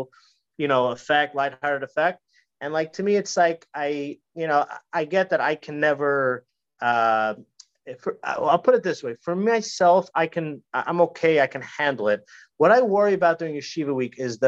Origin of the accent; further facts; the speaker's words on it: New York, United States; moved away; I used to live in New York. I'm originally from New York.